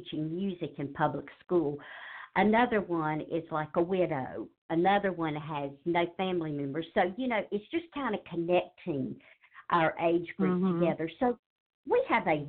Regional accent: Charlotte, North Carolina, United States; now in Jesup, United States; I grew up in Charlotte, North Carolina

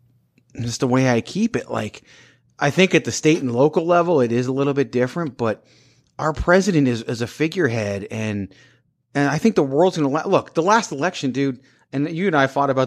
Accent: Richmond, Virginia, United States; I grew up in Richmond, Virginia, capital of the Confederacy.

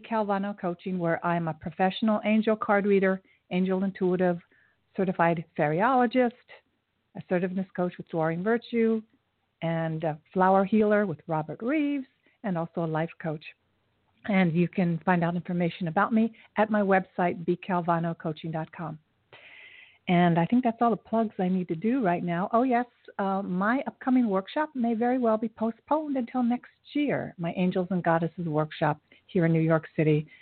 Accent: Japan; I was born in Japan, and my mother met my father after the war, an Air Force um, soldier

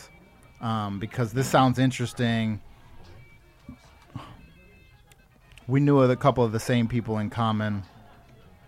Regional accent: West Coast, United States; also born or lived in New York; I grew up here

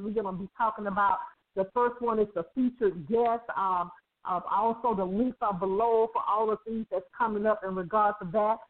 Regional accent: Birmingham, Alabama, United States; I grew up in Birmingham, Alabama

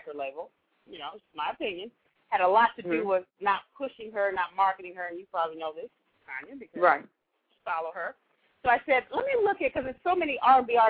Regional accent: Chicago, Illinois, United States; I'm from Chicago

